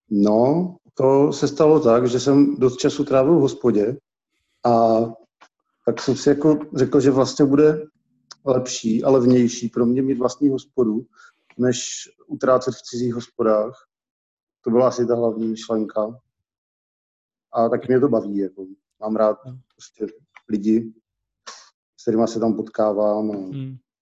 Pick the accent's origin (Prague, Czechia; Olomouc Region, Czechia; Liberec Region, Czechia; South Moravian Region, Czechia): Olomouc Region, Czechia; Olomouc; Z Olomouci jsem původně, jsem a rodilej.